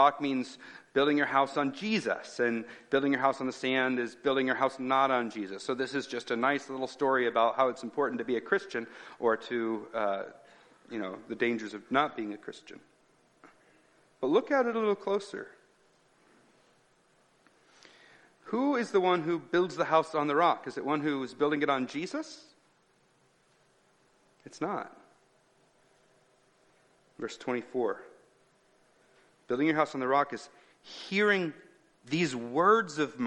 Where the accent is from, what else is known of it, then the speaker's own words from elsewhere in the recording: United States; I'm an American